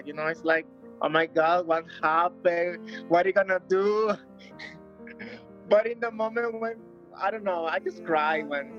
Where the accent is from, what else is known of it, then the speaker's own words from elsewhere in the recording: Venezuela; now in Ecuador; I'm from Venezuela. And right now I'm living in Ecuador.